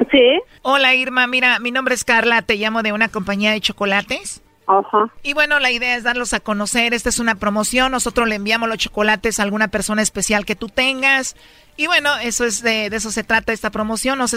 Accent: Guerrero, Mexico; moved away; yo soy del estado de Guerrero.

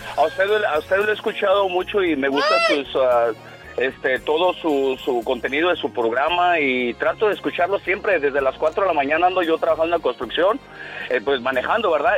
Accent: Michoacán, Mexico; now in El Monte, United States; yo soy de Michoacán

